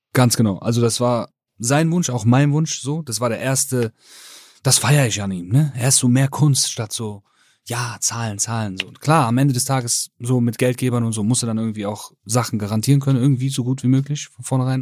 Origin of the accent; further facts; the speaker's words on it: Rhineland, Germany; ich bin aus dem Rheinland